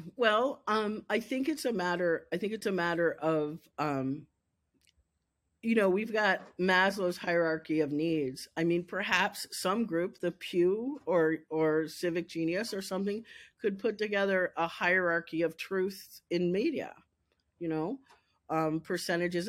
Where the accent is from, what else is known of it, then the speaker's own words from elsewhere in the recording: Lexington, Kentucky, United States; also born or lived in Pennsylvania; I worked for him at my hometown paper